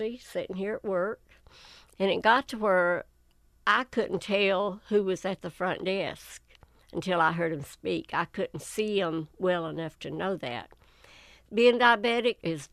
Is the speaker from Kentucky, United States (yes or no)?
yes; Whitesburg, Kentucky, United States; I was born and raised right outside of Whitesburg, Elm County